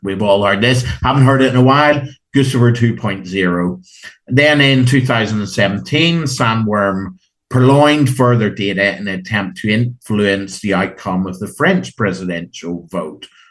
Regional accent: Ireland; Being Irish

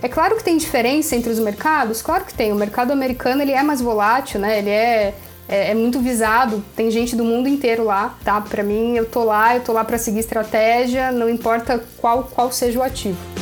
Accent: Brazil; eu sou do Brasil

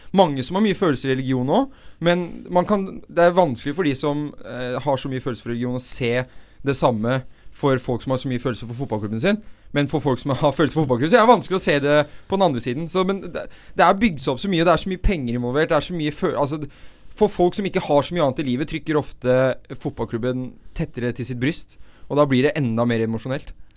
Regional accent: Oslo, Norway; jeg er jo fra Oslo øst, og det blir min osloøstisme

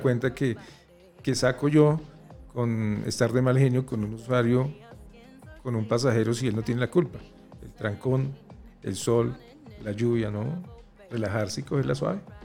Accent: Colombia; Somos colombianos

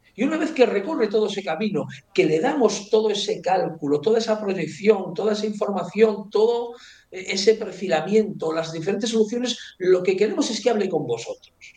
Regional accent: Ourense, Galicia, Spain; now in Madrid, Spain; me iré a vivir a Orense, que yo soy de Orense

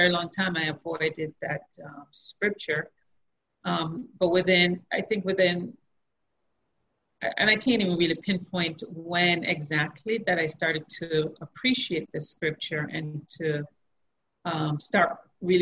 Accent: Jamaica; I grew up in Jamaica

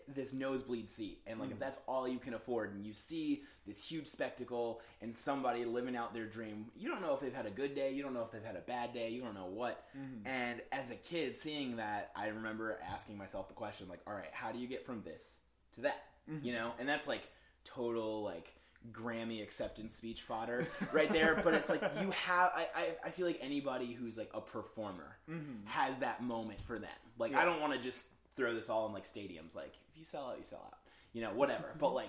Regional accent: Wisconsin, United States; But I grew up in Wisconsin, and so a lot of like the suburb life in the Midwest is just like so isolating.

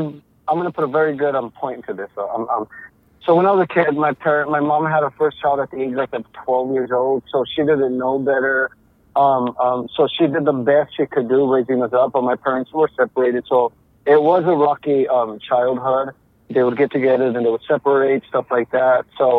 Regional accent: United States; I'm Mexican-American. I was born here in the United States, but since I was a kid, my parents, like, we would travel everywhere to work in the fields and stuff like that, agriculture.

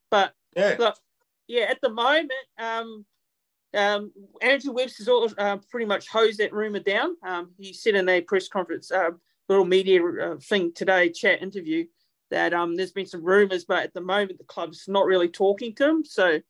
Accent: Auckland, New Zealand; moved away as an adult; now in Gold Coast, Australia; So I'm from Auckland, New Zealand, born in Auckland, New Zealand, but I've been in Australia living on the Gold Coast for around about 10 years. So since 2010, I've been living in Australia.

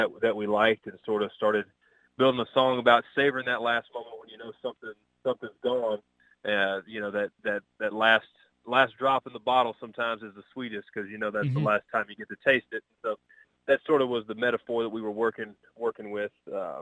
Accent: Arkansas, United States; my home state of Arkansas

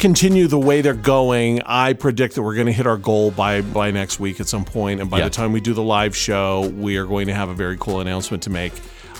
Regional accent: Taylorsville, Utah, United States; Taylorsville is my hometown. I graduated from Taylorsville High.

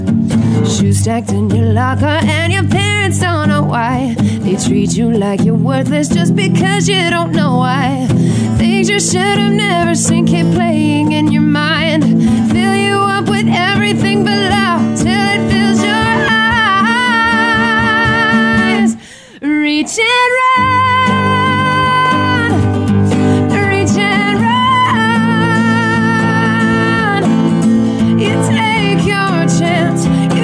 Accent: Springerville, Arizona, United States; I'm from Springerville, Arizona, kind of the Sholo area

